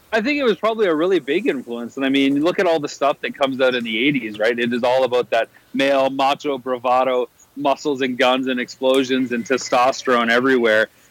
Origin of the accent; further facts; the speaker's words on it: Canada; my hometown in Canada